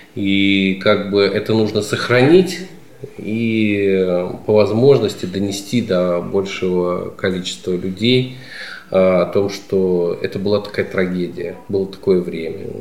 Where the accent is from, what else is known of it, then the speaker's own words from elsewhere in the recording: Smolensk Oblast, Russia; я родился не на Смоленщине, но уже очень давно живу, уже 40 лет живу здесь, на Смоленщине. И здесь учился в школе, в ВУЗе.